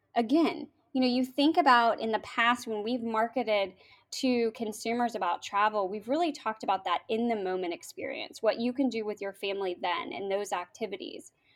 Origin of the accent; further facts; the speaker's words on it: Norman, Oklahoma, United States; moved away as an adult; also born or lived in Washington, D.C.; now in West Virginia, United States; I was born and raised in Norman, Oklahoma, went to school at the University of Oklahoma, um, and then went to D C and moved here